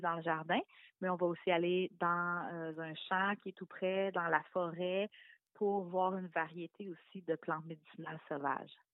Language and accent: French; Quebec City, Quebec, Canada; now in Laurentides, Canada; Moi, je viens de la région de Québec, mais j'habite la région des Laurentides maintenant